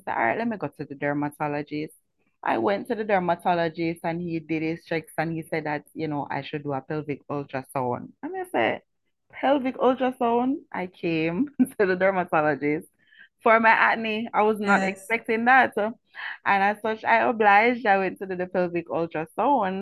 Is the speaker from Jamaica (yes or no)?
yes; Kingston, Jamaica; I was born and raised in Franklin Town